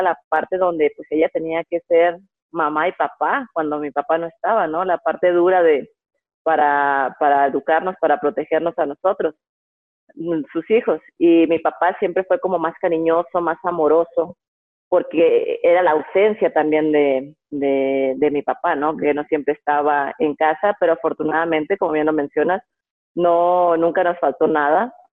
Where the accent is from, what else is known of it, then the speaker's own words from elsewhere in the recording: Guasave, Sinaloa, Mexico; Bueno, nací en Guasave, Guasave, Sinaloa, pero crecí y mis papás vivían en la brecha. 14 años fue cuando vivía en la brecha, tengo dos hermanos.